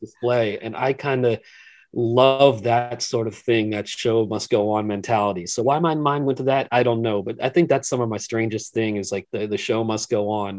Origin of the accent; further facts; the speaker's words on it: Philadelphia area, Pennsylvania, United States; growing up in the Philadelphia area